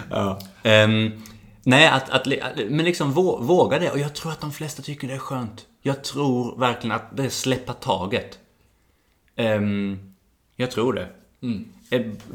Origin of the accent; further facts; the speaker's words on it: Sweden; moved away as an adult; also born or lived in Malmö / New Zealand; Jag är utvandrad.